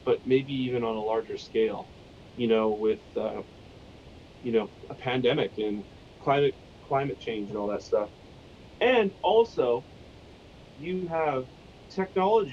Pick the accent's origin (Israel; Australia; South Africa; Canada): Canada; we're Canadian